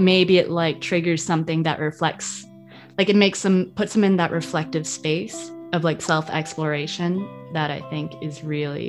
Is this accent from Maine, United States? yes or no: no; outside New York City, United States; moved away as an adult; also born or lived in Florida; I grew up outside New York City